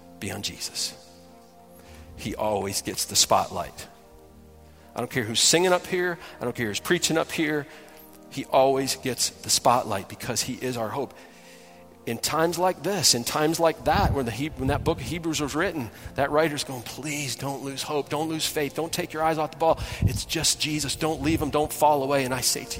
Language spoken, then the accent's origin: English; Detroit, Michigan, United States; I grew up in Detroit